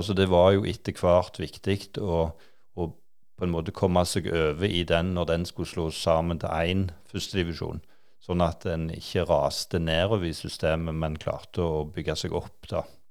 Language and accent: Norwegian; Klepp, Rogaland, Norway; Jeg vokste jo opp på Klepp, da. Så det, jeg har jo bodd på, på Jæren i, i alle år egentlig